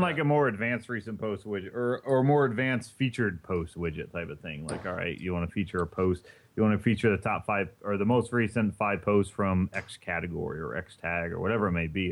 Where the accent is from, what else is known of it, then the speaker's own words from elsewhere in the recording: Indiana, United States; now in East Coast, United States; I'm from Indiana, and our big thing is corn out there